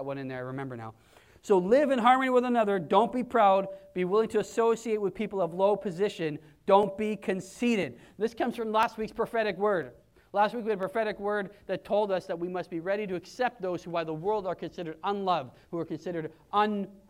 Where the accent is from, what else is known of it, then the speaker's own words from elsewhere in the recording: Canada; I'm not a Canadian Christian. Or I'm not even a Pentecostal Christian. Or God forbid, a white Christian. I am those things by virtue of where I was born